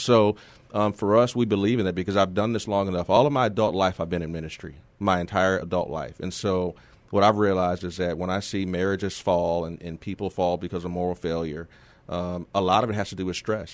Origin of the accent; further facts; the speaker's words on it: San Antonio, Texas, United States; moved away as an adult; I'm from here originally. I'm from San Antonio. I'm a graduate of Justin High School.